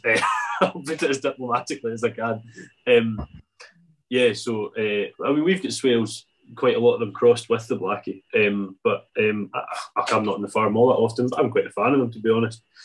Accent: Arran, Scotland, United Kingdom; I'm from Arran

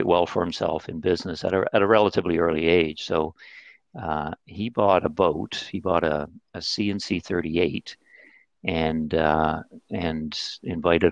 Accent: St. John's, Newfoundland and Labrador, Canada; moved away; I was born and raised in St. John's, Newfoundland

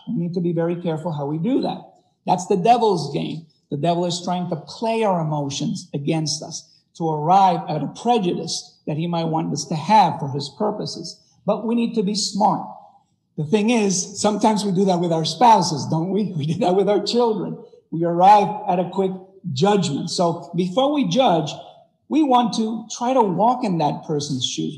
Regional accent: Puerto Rico; moved away; I was raised in Puerto Rico

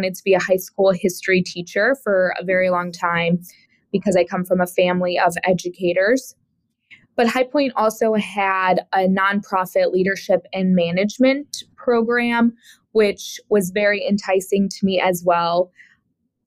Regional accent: Woodstock, Illinois, United States; moved away as an adult; also born or lived in High Point, North Carolina / Greensboro, North Carolina / New York City; I grew up in a small town called Woodstock, Illinois

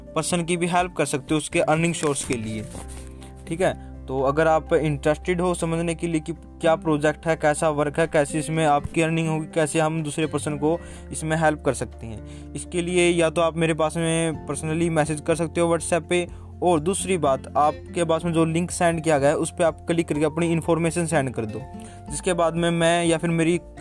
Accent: Haryana, India; मैं बेसिकली हरियाणा से बिलोंग करता हूं

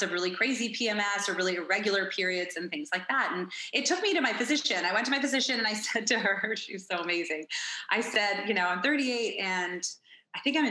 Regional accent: Toronto, Ontario, Canada; moved away as an adult; now in Phoenix, United States; I'm originally from Toronto, Ontario

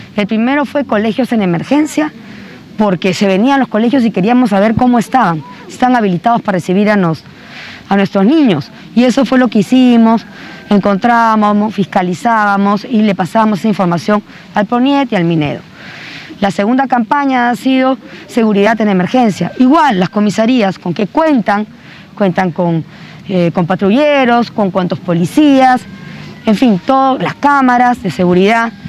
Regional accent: Cajamarca, Peru; yo también vengo de Cajamarca, mi familia también es cajamarquina

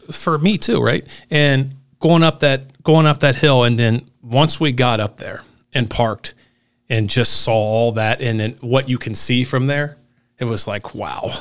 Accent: Newport, Kentucky, United States; I'm from Newport

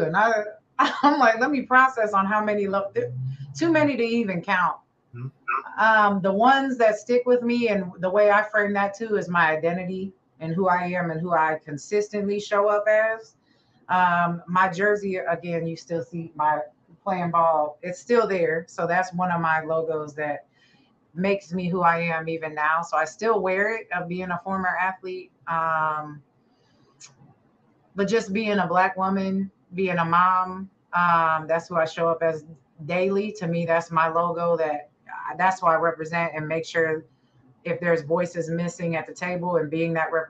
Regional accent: Ohio, United States; also born or lived in England / Japan / Korea / Hawaii; I'm a military kid, so I was born in England, moved to Japan, then Korea, then Hawaii before moving to Ohio. So I say I lived in Ohio the longest. That's where I claim where I'm from.

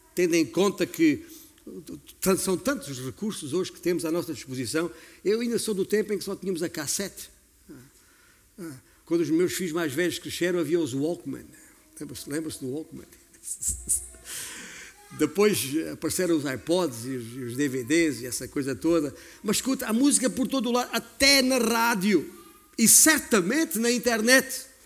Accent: Beja, Alentejo, Portugal; moved away; eu já saí de Beja há muitos anos

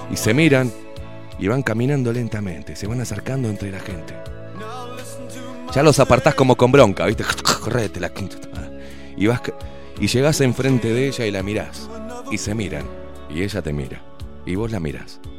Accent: Uruguay; now in Germany; Sí, soy uruguaya y vivo.

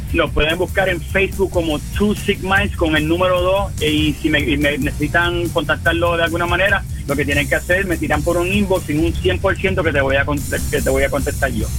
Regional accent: western Puerto Rico, Puerto Rico; Somos, del área oeste de, Puerto Rico.

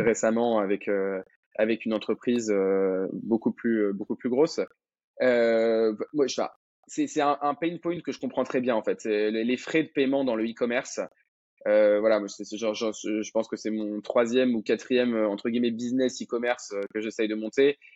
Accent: Madagascar; moved away as an adult; now in France; j'ai grandi à Madagascar, euh, après mon bac, je, suis arrivé en France

